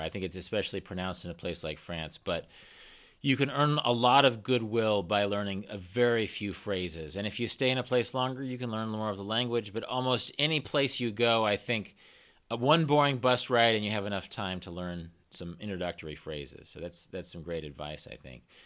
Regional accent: Kansas, United States; I'm from Kansas and I'm, I'm based in Kansas

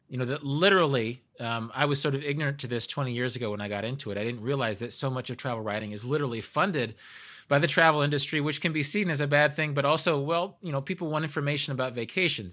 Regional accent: United States; I'm an American

